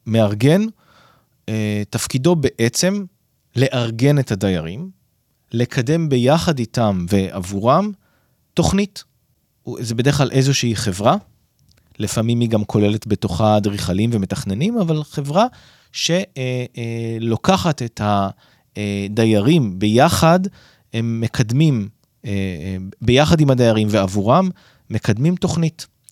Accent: Northern District, Israel; אני גדלתי ביישוב קהילתי בצפון

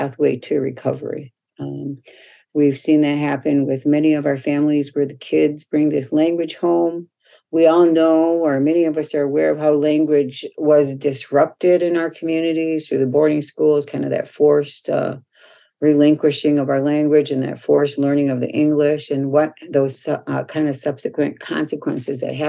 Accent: Minneapolis, Minnesota, United States; I grew up here in the Minneapolis area, South Minneapolis

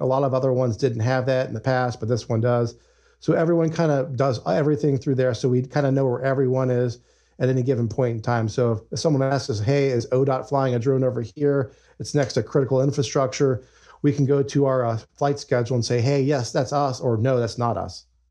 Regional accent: Ohio, United States; moved away as an adult; also born or lived in Nevada; We're both originally from Ohio, so we decided, hey, uh, I think it's time to raise the kids back home closer to family

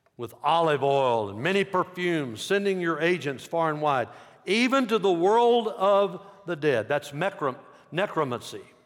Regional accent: United States; I'm an American

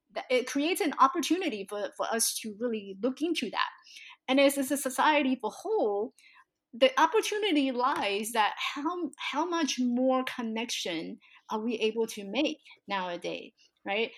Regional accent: Taiwan; now in United States; So I was born in Taiwan, and growing up in this tiny little village with all my relatives

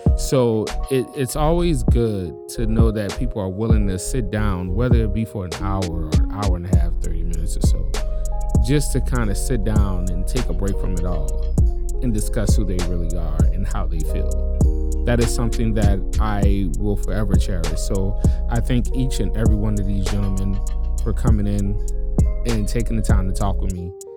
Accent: New Orleans, Louisiana, United States; moved away as an adult; also born or lived in Chicago; now in Tacoma, United States; born and raised in New Orleans. Been out here for ten years now

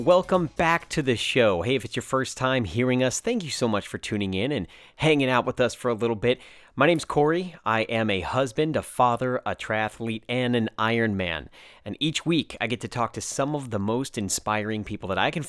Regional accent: Dublin, Leinster, Ireland; also born or lived in United States; I said, oh yeah, I'm from Dublin, you know, I was raised here, grew up in Dublin.

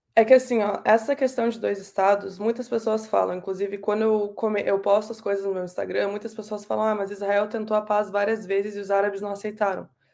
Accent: Pelotas, Rio Grande do Sul, Brazil; moved away as an adult; now in Canada; eu e os três mais novos nascemos no Brasil, e a minha vida toda, até os meus 18 anos, mais ou menos, eu fiquei em Pelotas, no Rio Grande do Sul

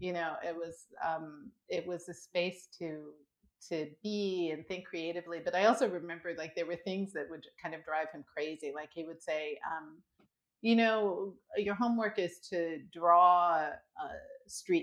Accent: Washington, District of Columbia, United States; we grew up in Washington, D.C.

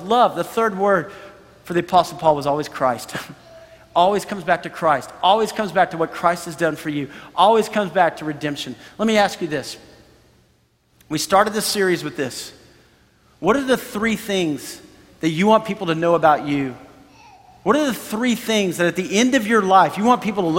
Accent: United States; we're from America

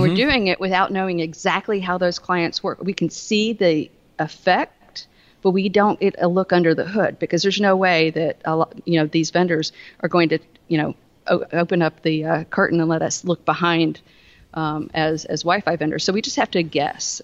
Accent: the South, United States; accent: southern; I, I, live in the South

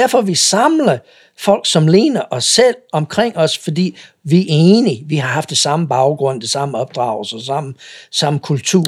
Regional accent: United States; Danish is a second language; moved away as an adult; now in Denmark; jeg kommer fra USA

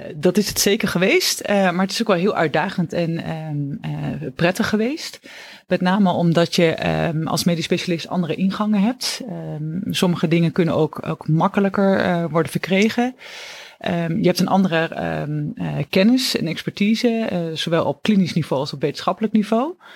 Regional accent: Oldenzaal, Overijssel, Netherlands; moved away as an adult; now in Utrecht, Netherlands; Ik ben afkomstig uit het oosten van het land, uit Oldenzaal. En ben daar geboren en heb, ben daar eigenlijk ook mijn hele jeugd opgegroeid

